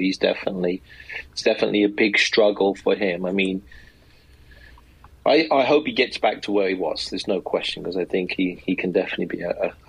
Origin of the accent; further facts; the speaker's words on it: England, United Kingdom; I'm English